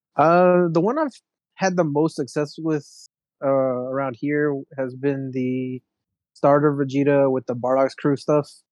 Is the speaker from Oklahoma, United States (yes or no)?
no; Houston, Texas, United States; I'm from Houston